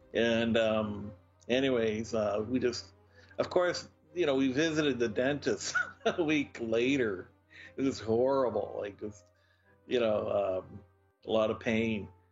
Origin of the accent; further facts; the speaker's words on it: Moncton, New Brunswick, Canada; I was brought up in Moncton, in New Brunswick